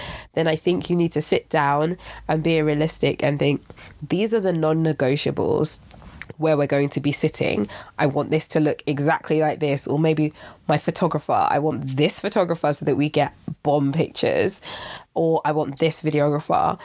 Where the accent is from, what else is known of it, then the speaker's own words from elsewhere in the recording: Nigeria; I'm Nigerian